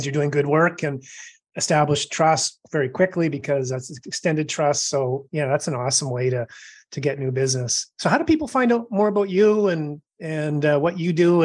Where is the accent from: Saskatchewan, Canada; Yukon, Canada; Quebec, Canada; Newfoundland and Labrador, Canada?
Yukon, Canada; Dawson City; now in New Brunswick, Canada; I grew up in the Yukon Territory